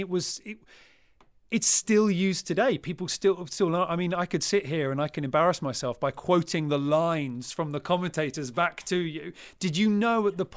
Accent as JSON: {"language": "English", "country": "United Kingdom", "said": "as a British sailor"}